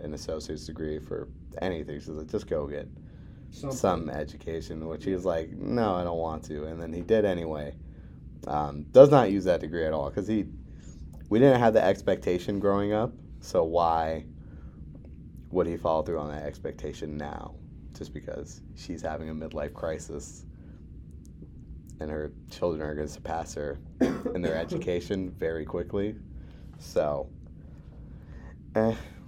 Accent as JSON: {"language": "English", "town": "Milwaukee", "region": "Wisconsin", "country": "United States", "tie": "born or raised there", "also_born_or_lived": "West Des Moines", "moved": "yes", "said": "I was born in an actual city, so like by the standards of population, I'm considering West Des Moines small. Milwaukee is a very populous city"}